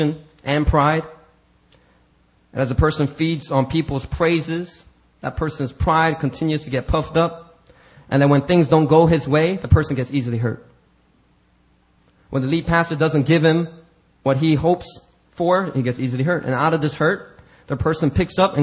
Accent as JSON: {"language": "English", "country": "United States", "tie": "born or raised there", "said": "I'm very American that way. I grew up in a black neighborhood"}